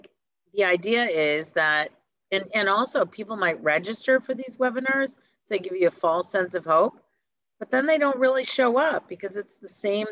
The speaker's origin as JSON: {"language": "English", "town": "Detroit", "region": "Michigan", "country": "United States", "tie": "born or raised there", "said": "I grew up in Detroit"}